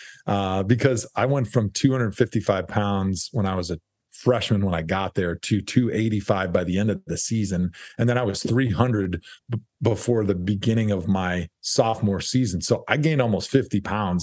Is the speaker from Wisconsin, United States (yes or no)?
yes; Wisconsin, United States; I'm a lineman from Wisconsin.